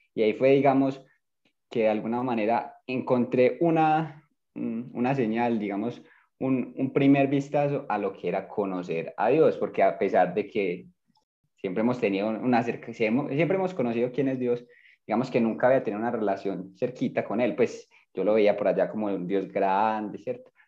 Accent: Medellín, Antioquia, Colombia; Yo nací aquí en Medellín

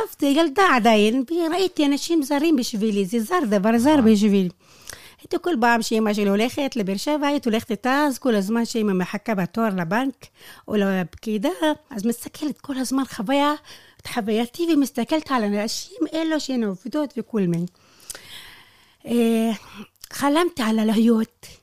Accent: Al-Mashash, near Dimona, Southern District, Israel; moved away as an adult; now in Lakiya, Israel; אני נולדתי בפזורה

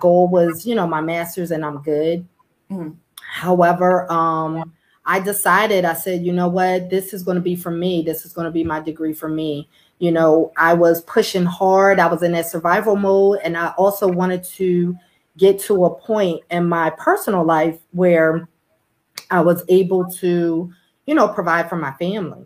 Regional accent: Philadelphia, Pennsylvania, United States; So I'm originally from Philadelphia, where I grew up. I was born and raised in North Philadelphia.

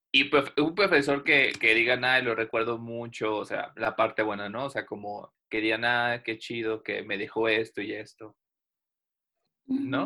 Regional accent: Veracruz, Mexico; yo soy de Veracruz

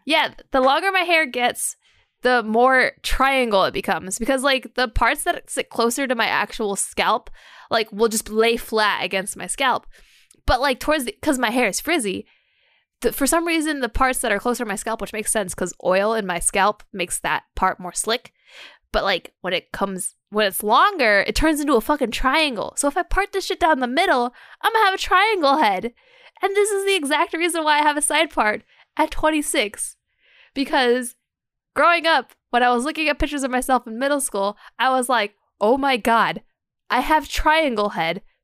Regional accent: United States; I'm from America

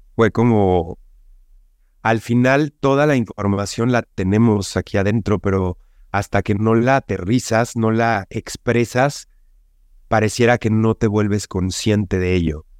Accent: Mexico; como buen mexicano

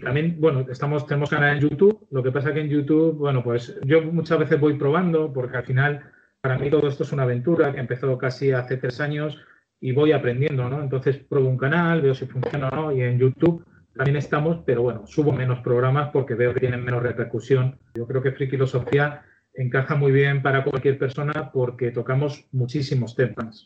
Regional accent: Ciudad Real, Castilla-La Mancha, Spain; Yo soy de Ciudad Real, vivo en Ciudad Real

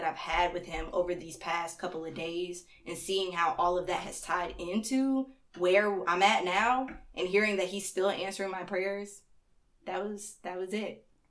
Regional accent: North Carolina, United States; born there; also born or lived in Stone Mountain; now in Athens, United States; I was born in North Carolina and then I traveled all the way here, had a couple of different stops along the way, and that was real fun. And I've been chilling in Stone Mountain until I got up here to Athens

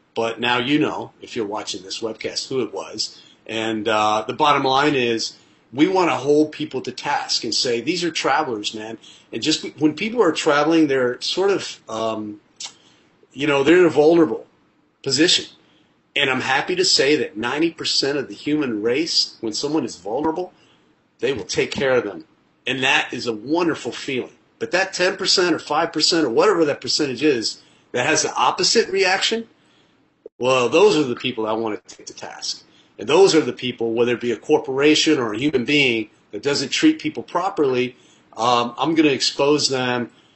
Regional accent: Nashville, Tennessee, United States; also born or lived in Colombia / Los Angeles; now in New York City, United States; Nashville, my hometown or close to my hometown

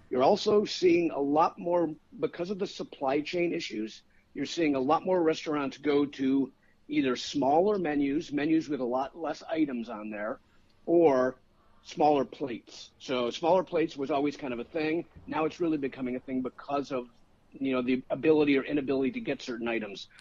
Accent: Chicago, Illinois, United States; now in Sarasota, United States; I'm from Chicago originally

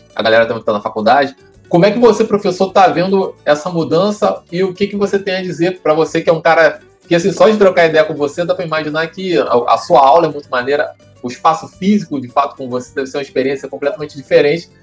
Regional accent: São Gonçalo, Rio de Janeiro, Brazil; eu sou do Paraíso, então eu ia direto ali para Nossa Senhora Aparecida

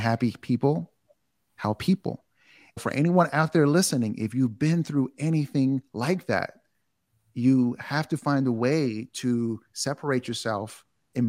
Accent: New York City, New York, United States; I'm from New York. I'm from Queens

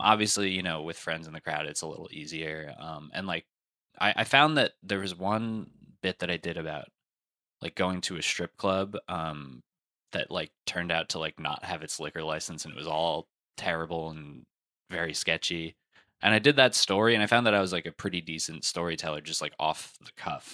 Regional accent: New Jersey, United States; I'm from Jersey

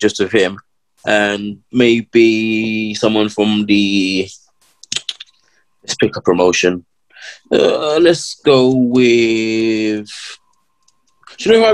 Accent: London, United Kingdom; I'm from London

